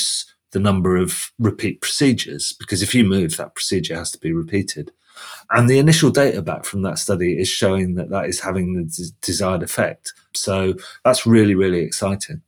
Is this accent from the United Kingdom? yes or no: yes; United Kingdom; I'm guessing your listeners have guessed that I'm from the UK just by my accent